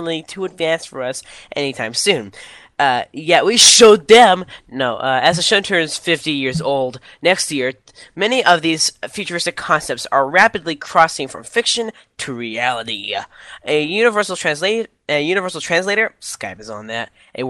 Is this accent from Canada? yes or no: yes; Canada; I'm Canadian